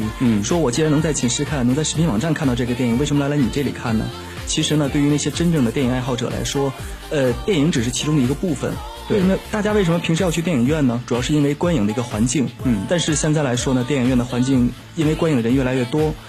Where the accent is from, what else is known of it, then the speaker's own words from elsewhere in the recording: Tianjin, China; 因为我是天津人嘛，